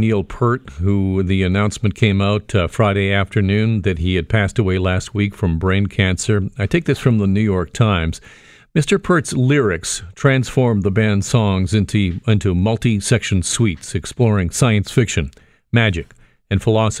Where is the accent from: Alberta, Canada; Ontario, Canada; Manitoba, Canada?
Ontario, Canada; Burlington; But for me, as a young suburban kid growing up in Burlington, the albums of … and the music of … helped shape me in a way that is difficult to describe. I was raised in a religious family